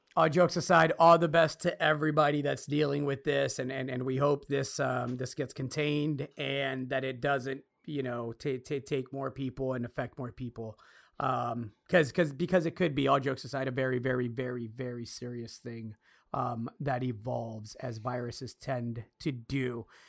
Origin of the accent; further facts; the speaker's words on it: United States; As an American citizen